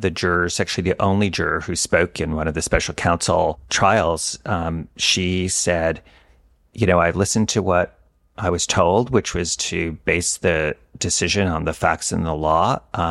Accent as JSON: {"language": "English", "region": "New York", "country": "United States", "tie": "born or raised there", "said": "There was a judge in the district I grew up in the Eastern District of New York"}